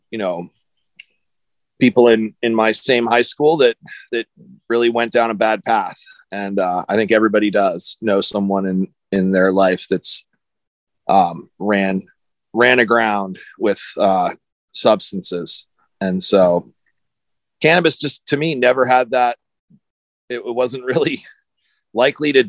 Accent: United States; I grew up in on the East Coast and in New York and Philadelphia area

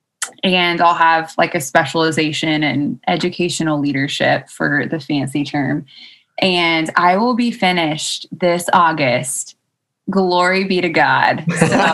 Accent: Texas, United States; moved away as an adult; also born or lived in Norman, Oklahoma / Tuscaloosa, Alabama; now in Iowa, United States; So I grew up in Texas, born and raised

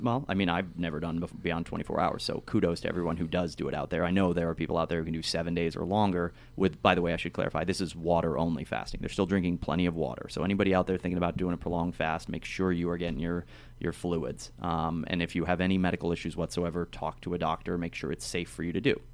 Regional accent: Ohio, United States; I'm from Ohio

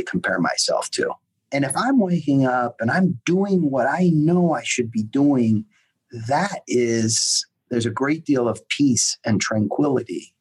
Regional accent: United States; moved away as an adult; also born or lived in Europe; an American expat living in Europe

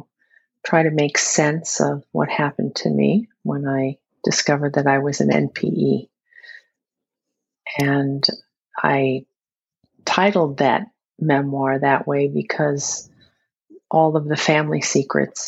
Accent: New York City, New York, United States; now in upstate New York, United States; I was born and raised in Queens. But now I live in upstate New York

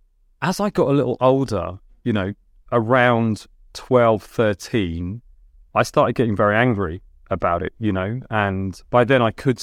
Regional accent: Delhi, India; English is a second language; Yeah, well, I couldn't speak English. You know, I could speak 4 Indian dialects. You know, I couldn't speak English. We moved from quite a large house, you know, in the suburbs of Delhi to one bedroom.

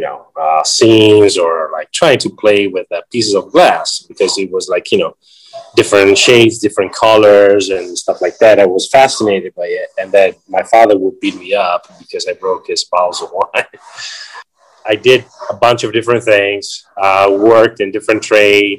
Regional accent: Ravenna, Emilia-Romagna, Italy; moved away; I was born in 1974 in Ravenna, Italy

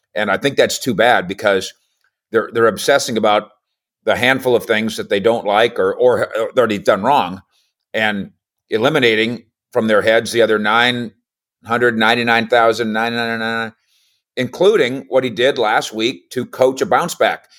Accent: Minnesota, United States; I grew up in Minnesota

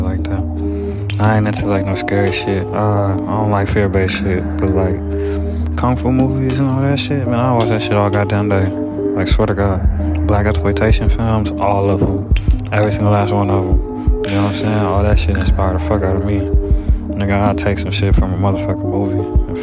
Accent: Dayton, Ohio, United States; now in Los Angeles, United States; I'm from Ohio. I'm from Dayton, Ohio

